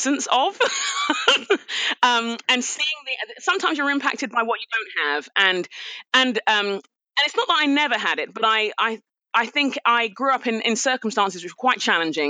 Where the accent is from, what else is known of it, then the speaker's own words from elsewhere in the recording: London, United Kingdom; I'm a Nigerian Londoner. So my parents are Nigerian, moved to England in the 60s. I was born in London, raised in London